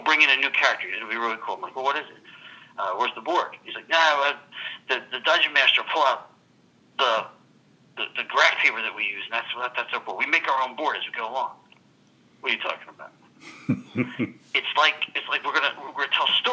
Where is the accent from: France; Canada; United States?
United States; Philadelphia, Pennsylvania; moved away as an adult; also born or lived in Atlanta; I grew up in Philadelphia